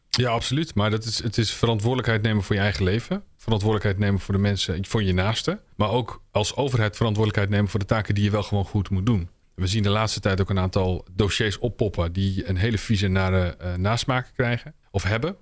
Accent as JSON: {"language": "Dutch", "region": "Utrecht", "country": "Netherlands", "tie": "born or raised there", "said": "Ik ben geboren in Utrecht en opgegroeid in een achterstandswijk."}